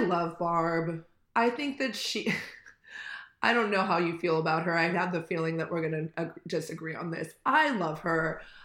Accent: Manhattan Beach, California, United States; I'm originally from Manhattan Beach

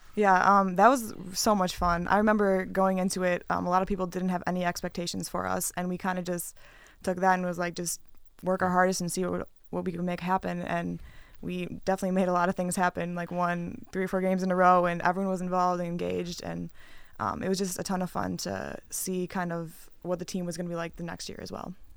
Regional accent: Wisconsin, United States; moved away; I'm from Wisconsin and I used to go to games at the Cole Center all the time

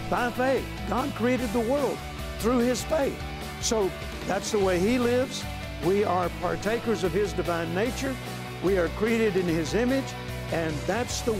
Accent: Shreveport, Louisiana, United States; came to Shreveport, Louisiana, my hometown

